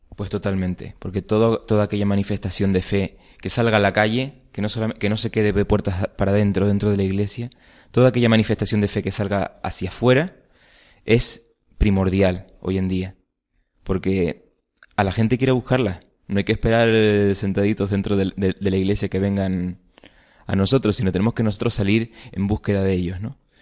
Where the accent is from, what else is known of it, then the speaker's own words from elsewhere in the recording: Tenerife, Canary Islands, Spain; also born or lived in Seville; de Tenerife y soy técnico superior en artes aplicadas de la escultura